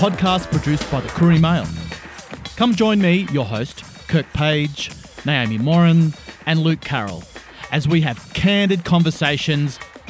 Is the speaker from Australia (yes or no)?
yes; Queensland, Australia; I am a Mulanjali Badu Island man with German heritage, and I grew up in Queensland.